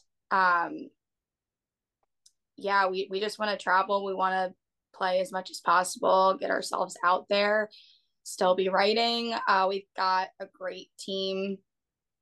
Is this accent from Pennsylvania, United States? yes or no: yes; Philadelphia, Pennsylvania, United States; also born or lived in Clearwater, Florida; now in Florida, United States; we both live in Florida now. I'm originally from the Philadelphia area.